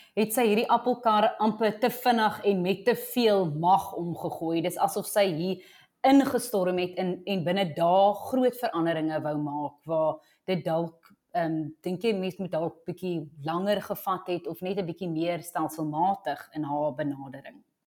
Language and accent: Afrikaans; South Africa; ons as Suid-Afrikaners